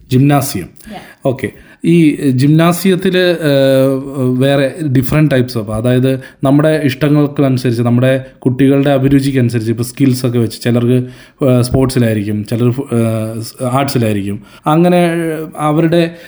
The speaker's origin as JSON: {"language": "Malayalam", "region": "Kerala", "country": "India", "tie": "born or raised there", "moved": "as an adult", "lives_now": "Germany", "said": "ഞാൻ ജനിച്ചു വളർന്നത് നാട്ടിലാണ്"}